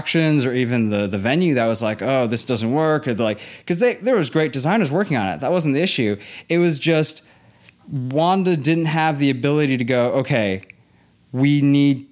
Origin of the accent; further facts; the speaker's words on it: Hong Kong; moved away as an adult; also born or lived in Los Angeles, California, United States; I was born in LA. I grew up in Hong Kong. I went to an international school, so I speak perfect English and I know American culture better than I know Hong Kong culture.